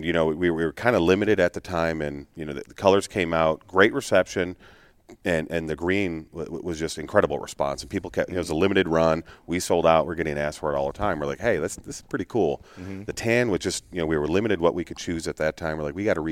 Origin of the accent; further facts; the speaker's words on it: Illinois, United States; being from Illinois.